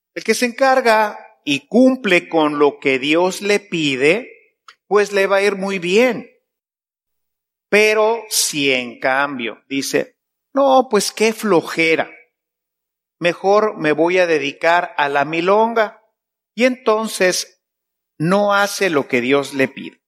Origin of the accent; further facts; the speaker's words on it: Mexico; yo vengo de México